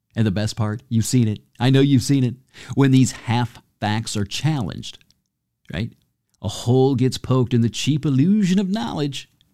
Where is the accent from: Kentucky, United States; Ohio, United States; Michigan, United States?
Michigan, United States; near Homer; moved away; I grew up near Homer